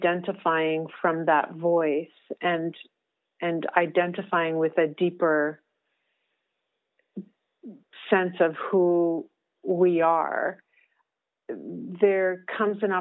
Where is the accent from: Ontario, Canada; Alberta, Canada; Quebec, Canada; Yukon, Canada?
Yukon, Canada; Whitehorse; moved away; I was back in Whitehorse, which is my hometown